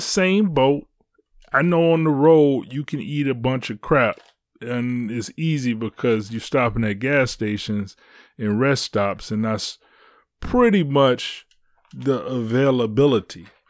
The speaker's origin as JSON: {"language": "English", "town": "Detroit", "region": "Michigan", "country": "United States", "tie": "born or raised there", "said": "I live in Detroit. I'm from Detroit"}